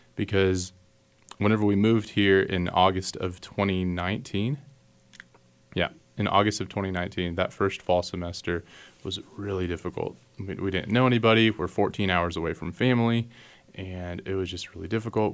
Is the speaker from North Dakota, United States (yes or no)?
no; Castroville, Texas, United States; moved away as an adult; also born or lived in Massachusetts / Maryland; now in Hays, United States; I am from Texas originally, a little bitty town called Castroville